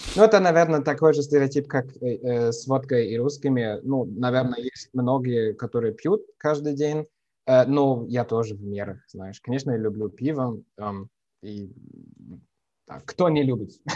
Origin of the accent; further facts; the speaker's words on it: Düsseldorf, North Rhine-Westphalia, Germany; Russian is a second language; moved away as an adult; now in Bavaria, Germany; я родился в, эм, в Северной Германии, в малень, маленьком городе, ну, для русских стандартов, маленьком городе Дюссельдорфе